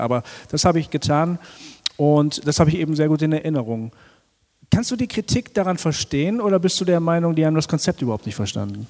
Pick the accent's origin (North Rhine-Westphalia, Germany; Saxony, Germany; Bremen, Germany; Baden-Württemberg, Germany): Bremen, Germany; ich bin ein Bremer, gebürtiger Bremer